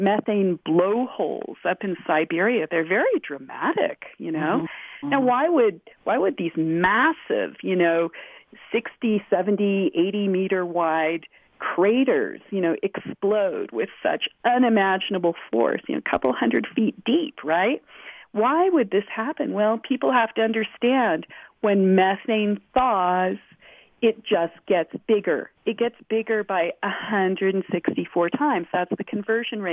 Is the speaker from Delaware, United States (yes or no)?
no; California, United States; I'm from California